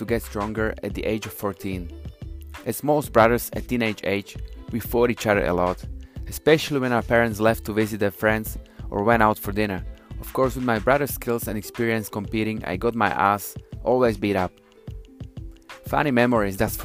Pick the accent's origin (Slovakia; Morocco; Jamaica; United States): Slovakia; also born or lived in United Kingdom; now in Toronto, Canada; Originally from Central Europe, country called Slovakia, former Czechoslovakia.